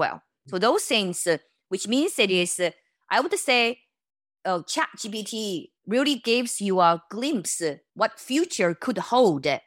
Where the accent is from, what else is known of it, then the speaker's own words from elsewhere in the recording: China; moved away; I was born in China